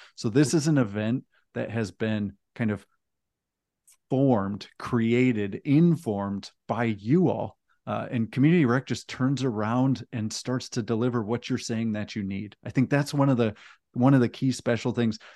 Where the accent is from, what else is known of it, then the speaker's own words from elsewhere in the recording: Texas, United States; we're in my home state of Texas